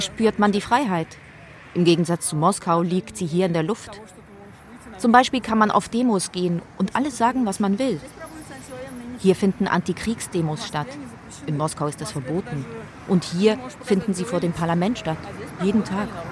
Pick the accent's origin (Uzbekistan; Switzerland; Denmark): Uzbekistan; Tashkent; also born or lived in Moscow; now in Tbilisi, Georgia; meiner Kindheit in Taschkent.